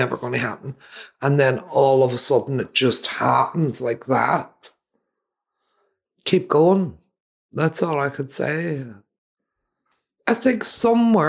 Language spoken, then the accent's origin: English; Derry, Northern Ireland, United Kingdom; now in England; Derry, my hometown